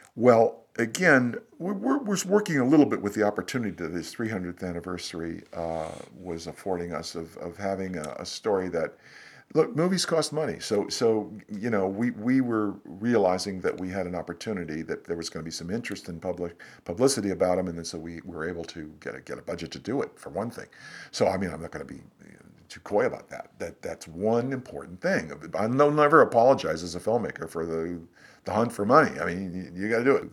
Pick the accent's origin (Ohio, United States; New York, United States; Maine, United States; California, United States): Ohio, United States; I'm from the Midwest, grew up in Ohio